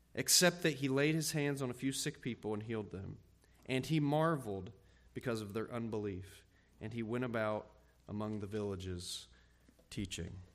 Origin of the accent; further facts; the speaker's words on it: Ohio, United States; moved away as an adult; also born or lived in Texas / Illinois; Amy and I are from Ohio